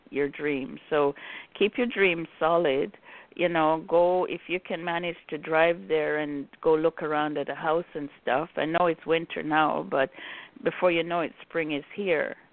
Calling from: Chicago, Illinois, United States; I'm calling from Chicago.

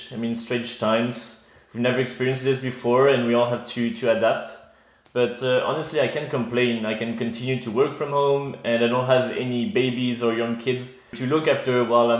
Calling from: Brussels, Brussels-Capital Region, Belgium; So I'm calling from my home in Brussels.

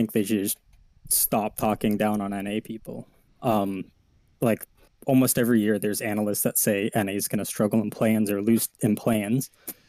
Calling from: Ontario, Canada; Southern Ontario, Canada.

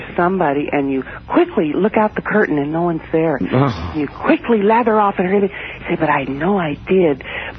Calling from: Alameda, California, United States; From Alameda, California, outside of San Francisco.

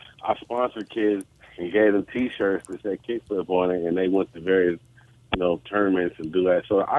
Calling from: Oakland, California, United States; We're in California. I'm in the Bay Area, Oakland, California.

